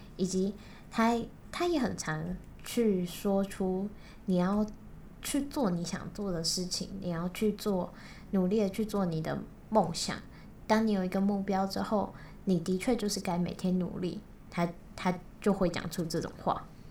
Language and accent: Chinese; Kaohsiung, Taiwan; 我是高雄人